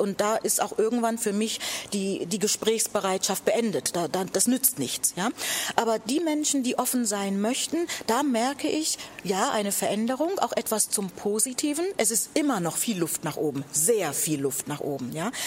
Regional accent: Buxtehude, Lower Saxony, Germany; ich komme aus Buxtehude. Ja, das, das ist doch meine Heimatstadt.

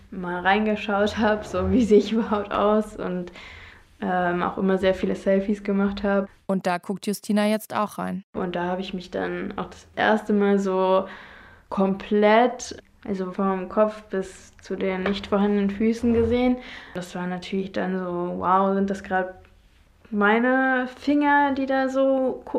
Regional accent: Cologne, North Rhine-Westphalia, Germany; Also ich komme aus Köln und freue mich halt immer, wenn ich den Rhein und den Dom und einfach Köln

